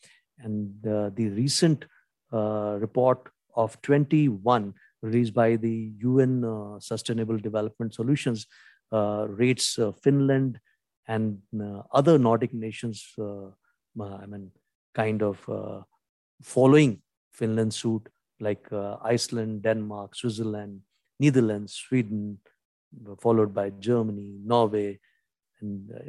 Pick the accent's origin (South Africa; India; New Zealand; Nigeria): India; first language Hindi; English is a second language; make these videos in the Indian national language or my mother tongue, which is Hindi.